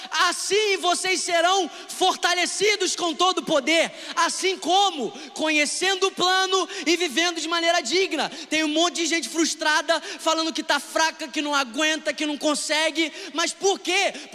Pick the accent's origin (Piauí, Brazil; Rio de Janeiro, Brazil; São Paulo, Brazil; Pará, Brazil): Rio de Janeiro, Brazil; Niterói; porque eu sou da Lagoa em Niterói, por mais que isso seja maravilhoso?